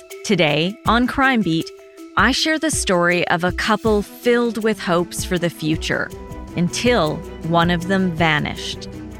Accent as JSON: {"language": "English", "town": "Beiseker", "region": "Alberta", "country": "Canada", "tie": "born or raised there", "said": "Bicycar is also my hometown"}